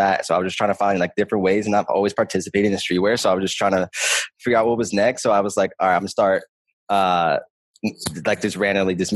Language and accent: English; Philadelphia, Pennsylvania, United States; I'm from North Philly, from like a small neighborhood called Pelonville. And I grew up there, born and raised